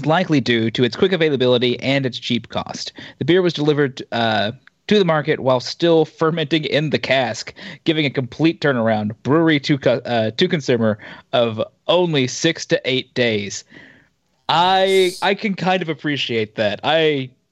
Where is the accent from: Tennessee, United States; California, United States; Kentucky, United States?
Kentucky, United States; Eastern; how east I'm from.